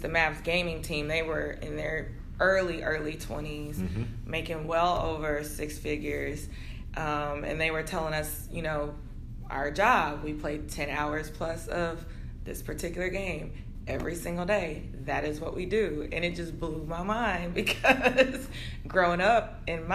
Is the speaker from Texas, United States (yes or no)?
yes; Texas, United States; I'm a proud Texan